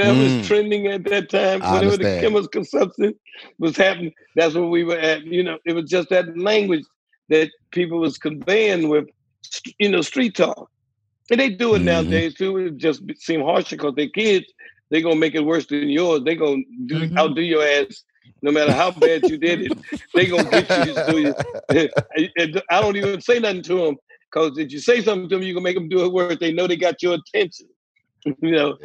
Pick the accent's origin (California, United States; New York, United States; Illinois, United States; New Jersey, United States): New Jersey, United States; Newark; also born or lived in North Carolina / Chase City, Virginia; now in Tallahassee, United States; I came from North Carolina probably about 10 years old, then to Virginia, Chase City, Virginia. And about 10, I went to Newark, New Jersey